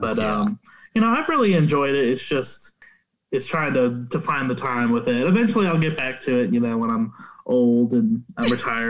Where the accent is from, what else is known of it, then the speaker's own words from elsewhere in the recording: United States; as an American